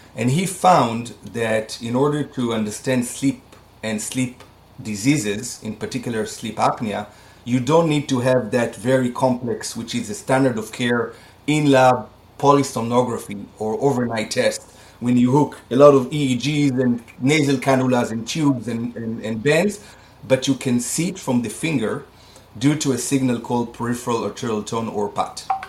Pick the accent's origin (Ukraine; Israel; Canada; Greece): Israel; moved away as an adult; I'm Israelis, I was born and raised in Israel. I was here until I was 21 years old